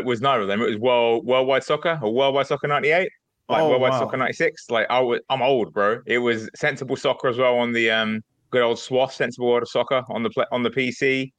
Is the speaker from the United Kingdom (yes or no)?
yes; England, United Kingdom; England, obviously, because I'm from England